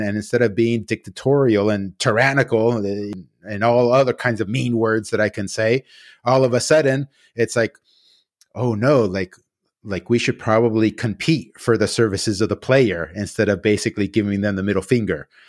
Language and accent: English; United States